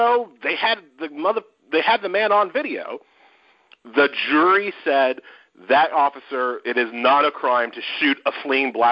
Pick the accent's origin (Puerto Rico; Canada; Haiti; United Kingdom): Haiti; I am from Haiti